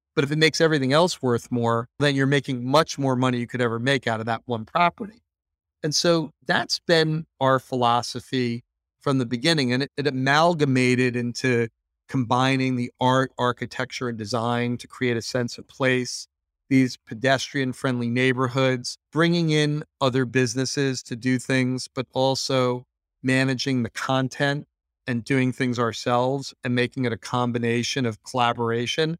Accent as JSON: {"language": "English", "country": "United States", "said": "Being an American"}